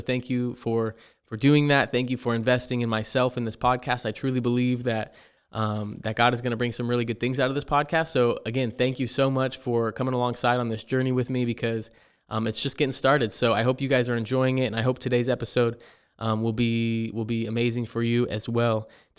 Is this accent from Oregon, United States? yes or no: yes; Ontario, Oregon, United States; born there; also born or lived in Payette, Idaho; I was born in Ontario, Oregon. I lived the first couple years of my life in Payette, Idaho, which is about 4 hours from where I'm at now.